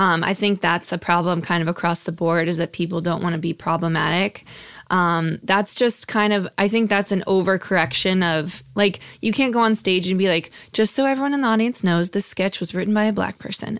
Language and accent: English; Connecticut, United States; now in New York, United States; I'm from Connecticut